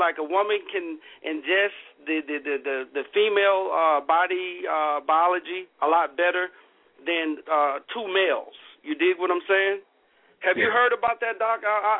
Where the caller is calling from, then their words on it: Seattle, Washington, United States; I'm calling from Seattle.